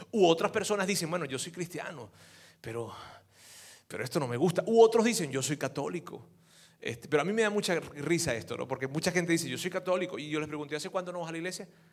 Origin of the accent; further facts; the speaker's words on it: Venezuela; yo soy venezolano